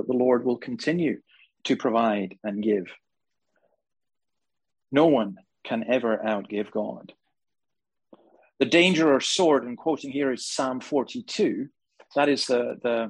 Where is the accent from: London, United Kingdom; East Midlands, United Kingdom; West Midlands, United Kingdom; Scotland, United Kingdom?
Scotland, United Kingdom; now in Australia; Right now in my home country in Scotland